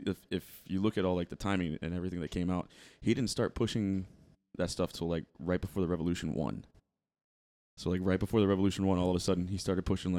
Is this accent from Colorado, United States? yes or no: no; Miami, Florida, United States; I'm from Miami.